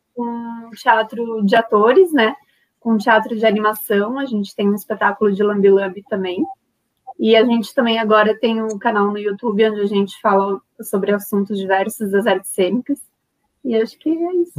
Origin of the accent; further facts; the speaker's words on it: Santa Catarina, Brazil; moved away as an adult; also born or lived in Florianópolis; now in Guaíba, Brazil; eu não sou daqui, eu sou de Santa Catarina. Aí eu fui para Florianópolis para estudar